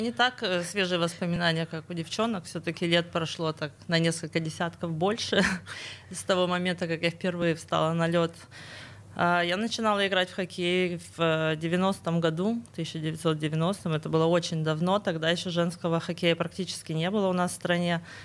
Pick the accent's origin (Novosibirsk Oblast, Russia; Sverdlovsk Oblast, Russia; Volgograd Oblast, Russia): Sverdlovsk Oblast, Russia; я тоже родом из Свердловской области